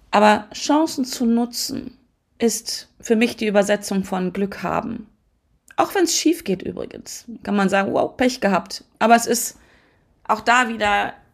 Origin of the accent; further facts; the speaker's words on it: Hannover, Lower Saxony, Germany; born there; Das heißt Quatsch, ich bin sogar in Hannover geboren worden. Ich lebe in der Nähe von Hannover.